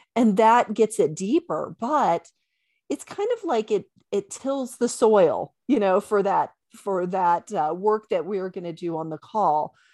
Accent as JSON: {"language": "English", "area": "Bible Belt", "region": "the South", "country": "United States", "tie": "born or raised there", "said": "I was raised in the Bible Belt"}